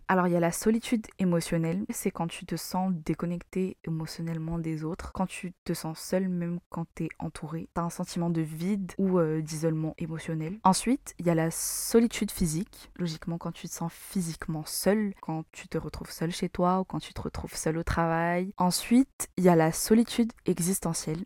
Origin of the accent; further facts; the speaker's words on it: Madagascar; moved away as an adult; now in France; je suis malgache, j'ai fait mes études à Madagascar. Je suis venue en France pour poursuivre mes études